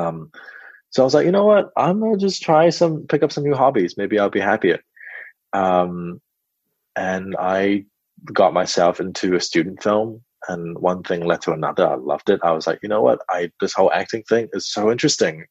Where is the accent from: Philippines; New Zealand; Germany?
New Zealand; Auckland; also born or lived in China / Perth, Australia / Sydney, Australia; at the age of 8, I arrived in New Zealand. And I've been raised in Auckland ever since.